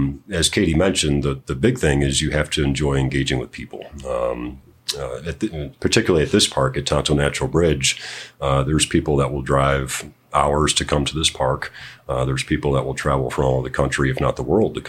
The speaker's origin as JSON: {"language": "English", "town": "Cleveland", "region": "Ohio", "country": "United States", "moved": "yes", "said": "I'm originally from Cleveland, Ohio"}